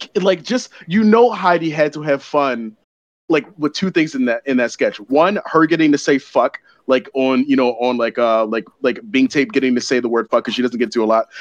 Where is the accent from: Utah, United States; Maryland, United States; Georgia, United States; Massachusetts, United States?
Maryland, United States; Baltimore; since I grew up in Baltimore